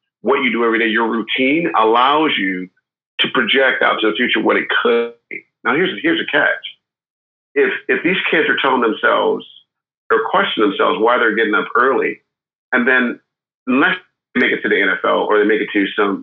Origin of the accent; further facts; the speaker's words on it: Milwaukee, Wisconsin, United States; now in California, United States; I grew up in Milwaukee, Wisconsin. I live in California now, but I've lived all over the world